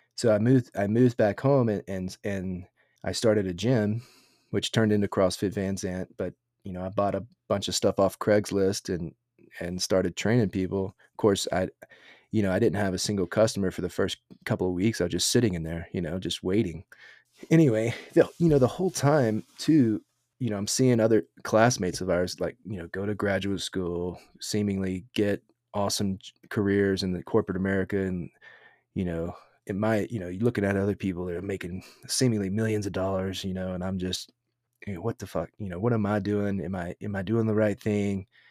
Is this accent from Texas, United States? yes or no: yes; Texas, United States; growing up in Texas